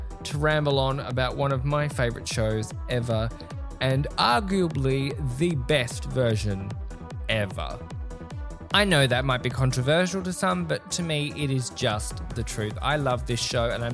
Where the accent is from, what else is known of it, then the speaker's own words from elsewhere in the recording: Australia; me as an Aussie.